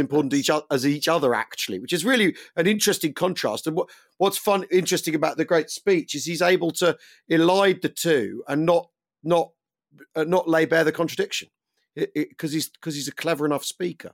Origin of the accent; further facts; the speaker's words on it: United Kingdom; as a Brit